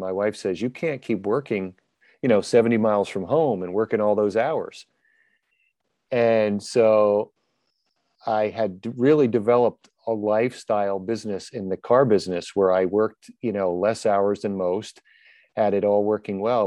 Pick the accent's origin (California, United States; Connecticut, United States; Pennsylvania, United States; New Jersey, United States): New Jersey, United States; I'm from New Jersey.